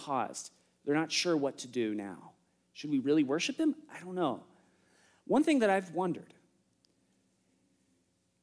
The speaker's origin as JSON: {"language": "English", "country": "United States", "said": "I'm an American"}